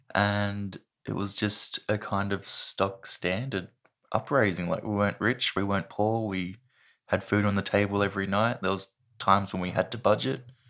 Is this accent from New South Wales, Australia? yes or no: yes; Sydney, New South Wales, Australia; moved away as an adult; now in Launceston, Australia; I was born in, I think it's the Royal Women's Hospital in Sydney. and I grew up just south of Sydney in a place called Carringbah